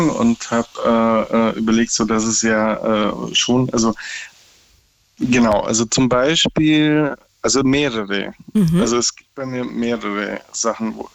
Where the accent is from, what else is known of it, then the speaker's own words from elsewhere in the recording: Berlin, Germany; now in Lower Saxony, Germany; ich komme aus Ursprünglich Berlin. aus Bayern, bin gerade im Besuch in Bayern und äh, lebe aber in Niedersachsen.